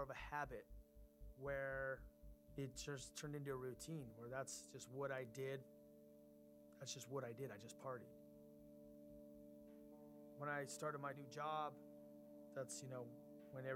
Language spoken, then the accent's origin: English; Los Angeles, California, United States; I grew up in Los Angeles in Southern California